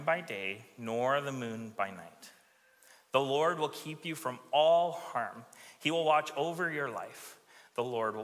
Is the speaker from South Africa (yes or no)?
no; Alberta, Canada; now in Victoria, Canada; I grew up in Alberta, and so looking at the mountains was a thing